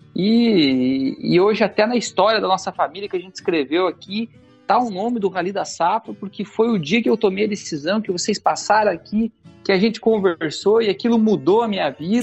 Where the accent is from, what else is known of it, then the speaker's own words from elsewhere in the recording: Campos Novos, Santa Catarina, Brazil; Sou de Campos Novos, oeste do estado, terra de produção de semente de soja.